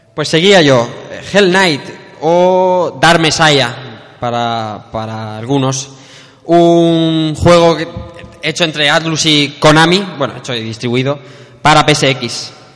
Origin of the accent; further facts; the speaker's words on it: Elche, Valencian Community, Spain; yo soy de Elche